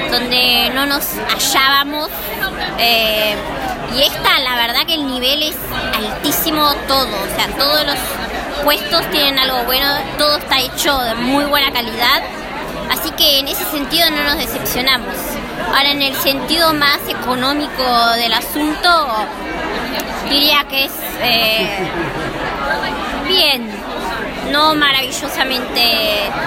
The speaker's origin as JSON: {"language": "Spanish", "country": "Argentina", "said": "decimos que somos de Argentina"}